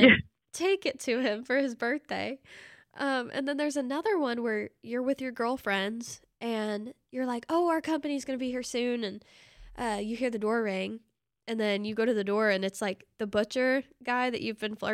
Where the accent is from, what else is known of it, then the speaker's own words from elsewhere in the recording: Mountain Home, Arkansas, United States; I'm from Mountain Home, Arkansas